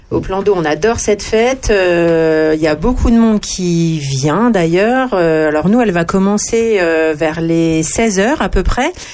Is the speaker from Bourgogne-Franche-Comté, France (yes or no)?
yes; Charny, Bourgogne-Franche-Comté, France; also born or lived in Paris region; j'ai fait le collège à Charny, le lycée à Toussy, et ensuite un BTS en région parisienne. Mais je suis revenue à Charny.